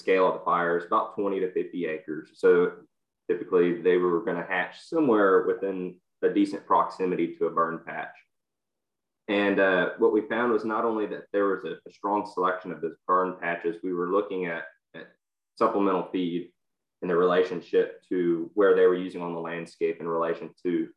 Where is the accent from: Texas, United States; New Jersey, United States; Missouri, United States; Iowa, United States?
Texas, United States; I'm from Texas